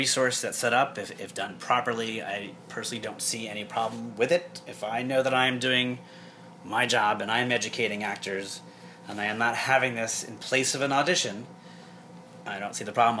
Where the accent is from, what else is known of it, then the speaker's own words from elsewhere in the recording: New York, United States; I'm from New York